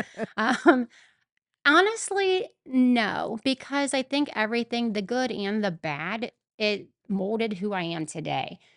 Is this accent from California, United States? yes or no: no; Mansfield, Ohio, United States; I was born and raised in Mansfield